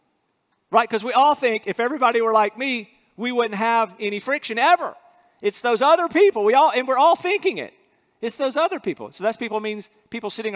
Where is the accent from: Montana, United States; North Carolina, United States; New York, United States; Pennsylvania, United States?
North Carolina, United States; moved away as an adult; also born or lived in Alabama; I'm from North Carolina